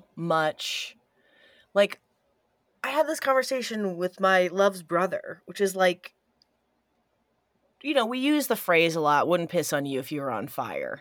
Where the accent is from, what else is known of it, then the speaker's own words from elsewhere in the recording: Evansville, Indiana, United States; I'm from Evansville, Indiana, Southern Indiana